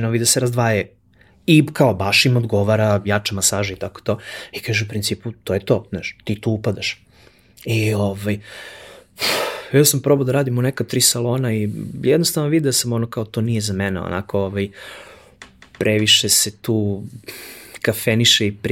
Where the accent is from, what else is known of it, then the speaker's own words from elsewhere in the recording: Kraljevo, Šumadija and Western Serbia, Serbia; I ja okrenem, e čao, ja sam iz Kraljeva, ovo ono